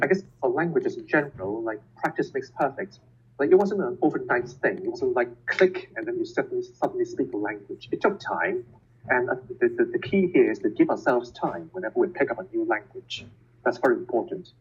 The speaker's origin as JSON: {"language": "English", "country": "Hong Kong", "tie": "born or raised there", "also_born_or_lived": "Santa Barbara, United States / Leiden, Netherlands / Lund, Sweden / Germany", "first_language": "Cantonese", "second_language": "English", "moved": "as an adult", "said": "I was born in Hong Kong and I have um, Cantonese as my native language, my first language."}